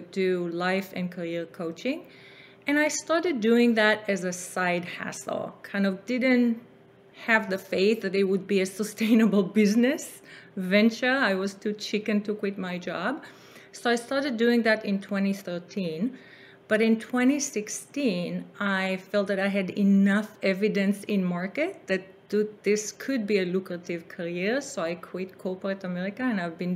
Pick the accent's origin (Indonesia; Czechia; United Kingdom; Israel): Israel; moved away as an adult; now in California, United States; I grew up in Israel, which was, you know, a new country, relatively speaking.